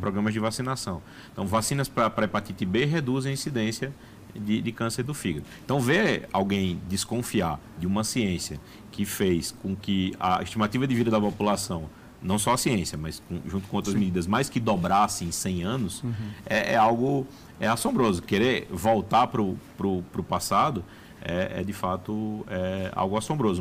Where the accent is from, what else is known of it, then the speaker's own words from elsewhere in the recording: Brazil; como brasileiro